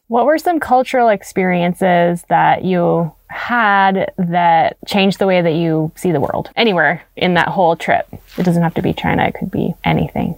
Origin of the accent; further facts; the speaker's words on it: Canada; as a Canadian.